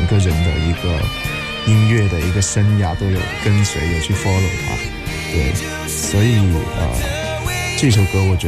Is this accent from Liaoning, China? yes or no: no; Shenzhen, Guangdong, China; 我们从小因为在深圳长大，所以我们一直受到港台比较多的音乐的影响，所以我们比较热爱啊、港台的一些流行歌曲。